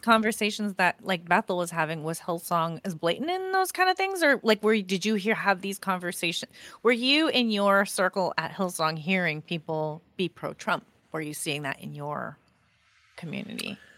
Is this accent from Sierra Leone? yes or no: no; Canada; I'm Canadian